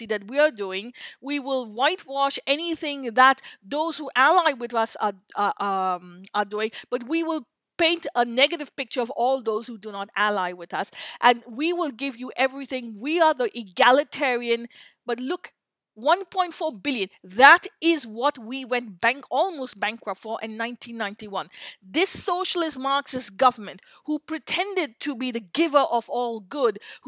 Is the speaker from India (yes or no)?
yes; India; I grew up in India